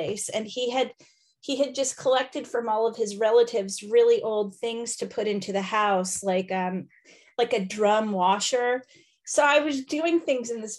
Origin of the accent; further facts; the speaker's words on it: Indiana, United States; accent: American; moved away as an adult; also born or lived in Los Angeles / New York City / Arctic Sweden; I am an American lady from Indiana who lived in LA and New York.